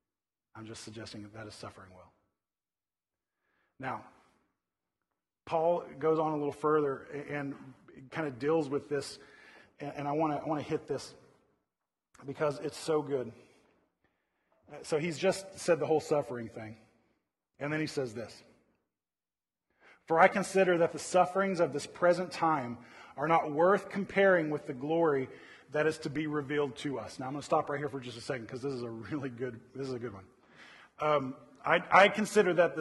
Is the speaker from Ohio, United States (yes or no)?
no; Oklahoma City, Oklahoma, United States; now in Northern California, United States; I grew up in Oklahoma City